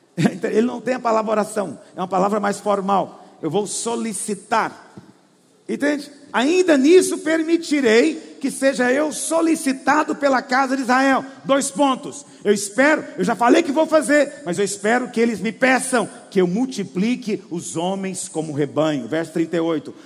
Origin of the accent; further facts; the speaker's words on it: Goiás, Brazil; Eu sou caipira, eu falo para eles, eu sou de Goiás.